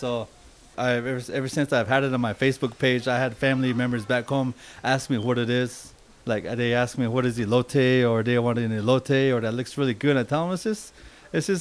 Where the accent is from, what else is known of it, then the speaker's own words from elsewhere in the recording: Ganado, Arizona, United States; also born or lived in Whispering, Arizona; now in Albuquerque, United States; So that's where I grew up from, Whispering and Ganado